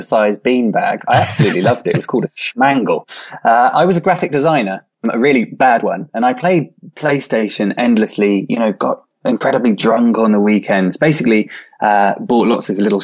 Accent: Swansea, Wales, United Kingdom; I returned to my hometown, Swansea in South Wales

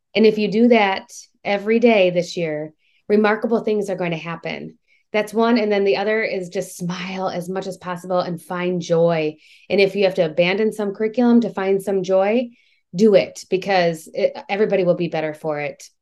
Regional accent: Michigan, United States; now in Georgia, United States; I'm from Michigan

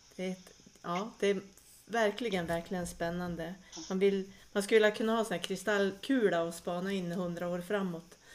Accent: southern Lapland, Västerbotten County, Sweden; also born or lived in Vilhelmina; vi i södra Lappland

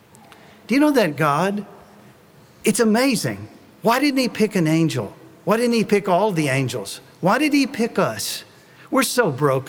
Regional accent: Tennessee, United States; I'm from Tennessee

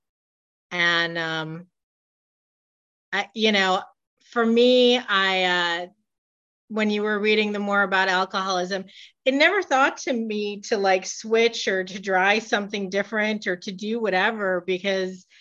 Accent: Michigan, United States; moved away; I'm originally from Michigan.

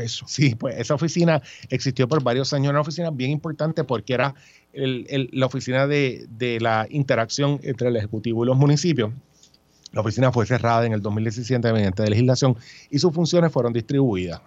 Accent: Puerto Rico; also born or lived in New York / Washington, D.C.; nacido y criado en Puerto Rico

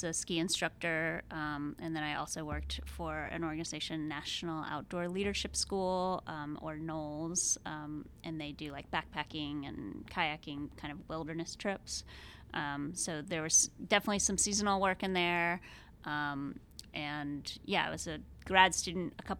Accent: Georgia, United States; moved away as an adult; also born or lived in Maine; now in Corvallis, United States; I grew up in Georgia

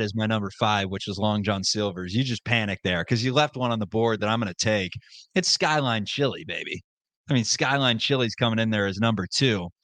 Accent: Cincinnati, Ohio, United States; We're from Cincinnati

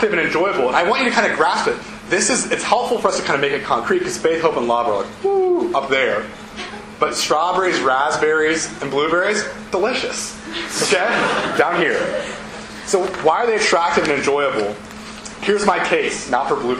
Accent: Ohio, United States; moved away as an adult; also born or lived in Davidson, North Carolina; I'm from Ohio

